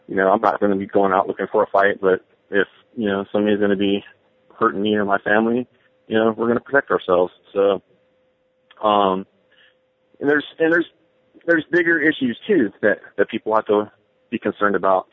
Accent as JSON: {"language": "English", "area": "San Francisco Bay Area, Alameda County", "region": "California", "country": "United States", "tie": "born or raised there", "said": "I grew up in the San Francisco Bay Area, uh, in Alameda County"}